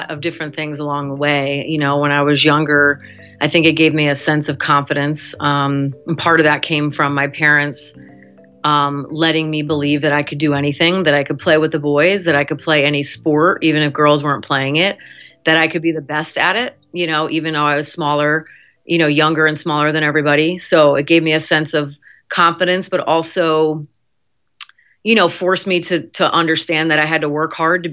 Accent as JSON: {"language": "English", "town": "New Fairfield", "region": "Connecticut", "country": "United States", "tie": "born or raised there", "said": "I grew up in the western part of Connecticut, right on the border of New York in a town called New Fairfield"}